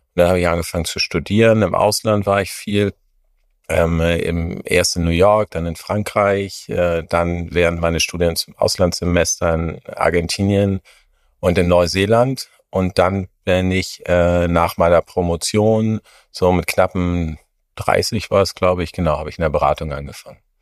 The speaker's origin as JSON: {"language": "German", "region": "Hamburg", "country": "Germany", "tie": "born or raised there", "moved": "as an adult", "lives_now": "Munich, Germany", "said": "in meine Heimatstadt zu kommen, nach Hamburg"}